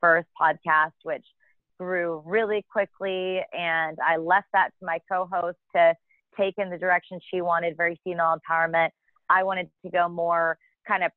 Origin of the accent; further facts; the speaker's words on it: Argyle, Texas, United States; also born or lived in Norman, Oklahoma; now in Dallas, United States; I'm from Argyle, which is a small town about an hour outside of Dallas